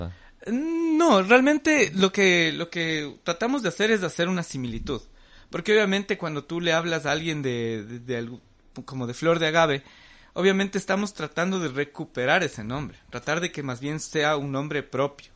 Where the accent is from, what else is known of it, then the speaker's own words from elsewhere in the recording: Ecuador; el Ecuador, nosotros como ecuatorianos